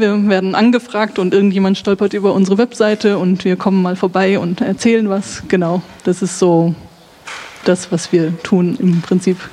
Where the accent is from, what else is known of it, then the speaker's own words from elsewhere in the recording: Münsterland, North Rhine-Westphalia, Germany; ich komme aus Nordrhein-Westfalen, Münsterland